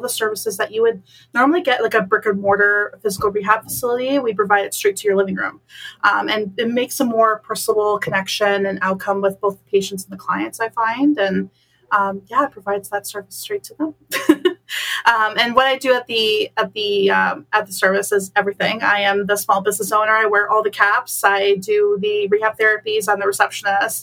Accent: Bolton, Ontario, Canada; moved away as an adult; now in Waterloo, Canada; I was born and raised in beautiful Bolton, Ontario.

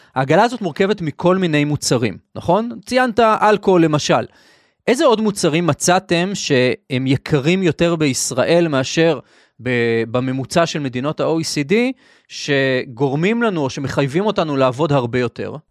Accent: Israel; אני גר בישראל, אנחנו ישראלים

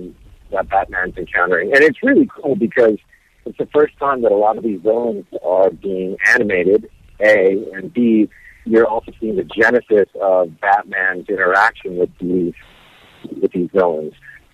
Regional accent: Las Vegas, Nevada, United States; also born or lived in Hawaii; I grew up backstage. I grew up, you know, in the lighting booths of clubs. I grew up in Vegas. I grew up in Hawaii.

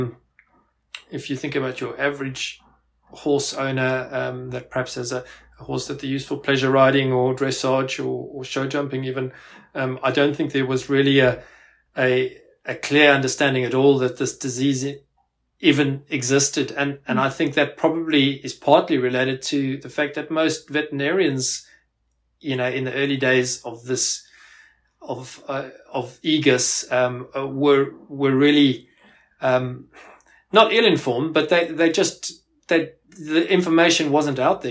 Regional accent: South Africa; moved away as an adult; also born or lived in Pretoria, South Africa / Glasgow, United Kingdom; now in United Kingdom; I actually uh, grew up in South Africa. Uh, you might you might be able to pick that up from my accent

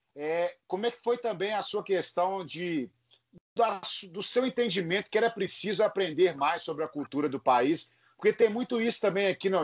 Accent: Minas Gerais, Brazil; nós somos aqui de Minas Gerais

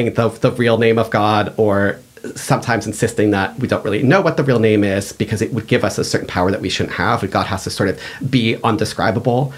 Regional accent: outside of Boston, Massachusetts, United States; I grew up here. I grew up outside of Boston

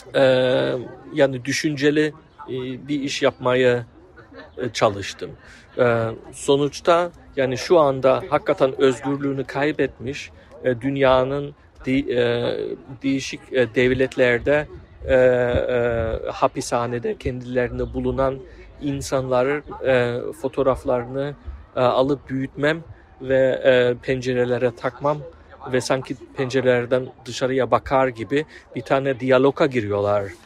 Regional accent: Offenbach, Hesse, Germany; Turkish is a second language; moved away as an adult; also born or lived in Frankfurt; now in Berlin, Germany; önceden Offenbach e, şehirde doğdum ve büyüdüm

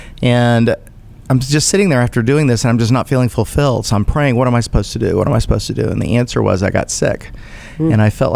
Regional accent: United States; I'm an American

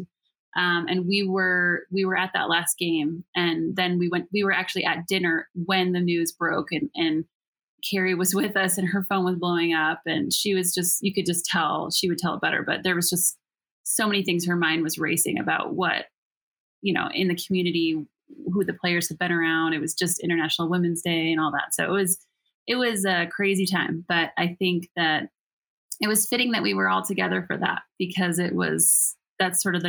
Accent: United States; also born or lived in Salt Lake City, Utah; now in Park City, United States; I'm from Chicago originally in Michigan

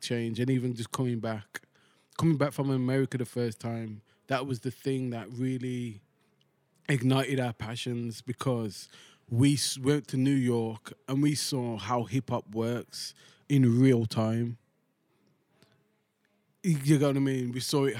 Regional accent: United Kingdom; until we open our mouth, they don't know we're British.

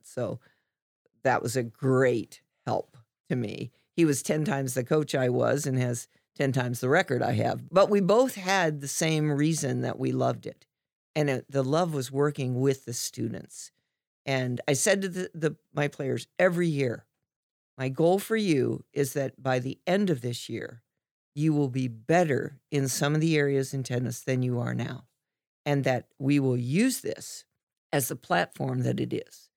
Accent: Dayton, Ohio, United States; I grew up in Dayton

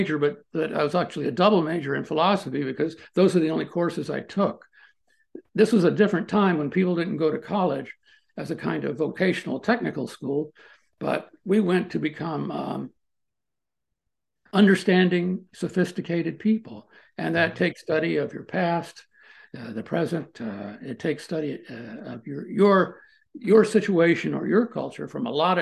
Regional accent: Maryland, United States; moved away as an adult; also born or lived in Washington, D.C. / College Park, Maryland / Boulder, Colorado / Colorado Springs, Colorado; now in Missouri, United States; I grew up there. I was born in Washington, D.C. And when I say Maryland, I mean the D.C. area

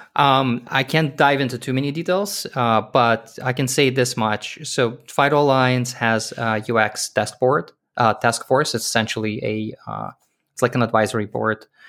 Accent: Israel; moved away; also born or lived in Soviet Union / Canada; I was born in Soviet Union. The country doesn't exist anymore. I grew up in Israel.

